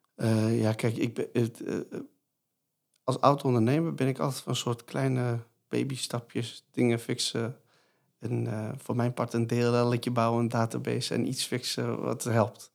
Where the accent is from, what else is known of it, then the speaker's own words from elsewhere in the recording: Iran; now in Netherlands; Ik kom natuurlijk uit het Midden-Oosten, Koerdisch stadje in Iran